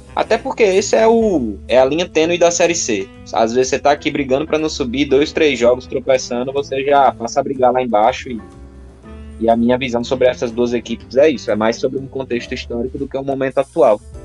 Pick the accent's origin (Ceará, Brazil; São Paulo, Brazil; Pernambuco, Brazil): Ceará, Brazil; eu que sou aqui do Ceará